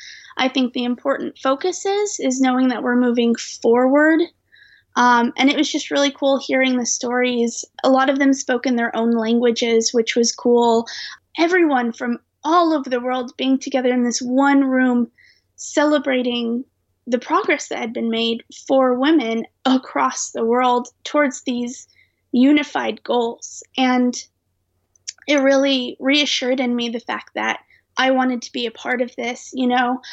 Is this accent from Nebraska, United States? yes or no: yes; Omaha, Nebraska, United States; moved away as an adult; also born or lived in United Kingdom; I grew up in Omaha, and I currently live in Omaha for this year